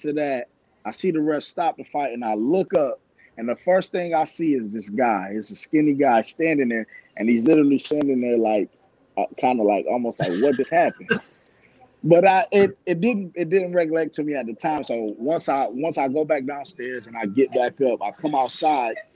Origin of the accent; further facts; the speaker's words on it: Rochester, New York, United States; moved away as an adult; also born or lived in Daytona Beach, Florida; now in Atlanta, United States; I'm actually not from Georgia. I'm from New York, Rochester, New York.